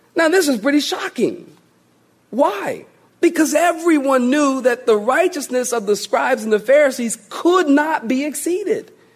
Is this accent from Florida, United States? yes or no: no; Philadelphia, Pennsylvania, United States; moved away; I, was born and raised in Philly